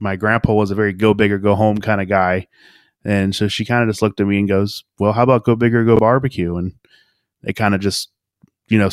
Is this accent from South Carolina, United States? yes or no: no; Cincinnati, Ohio, United States; I'm a local, you know, I'm from Cincinnati.